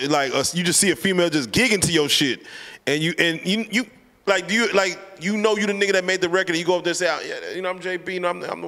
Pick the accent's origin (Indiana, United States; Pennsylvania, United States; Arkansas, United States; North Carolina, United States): Arkansas, United States; Little Rock; now in Dallas, United States; Yeah, I'm from Little Rock. My family's from Little Rock. They came to Dallas to find a better life for themselves.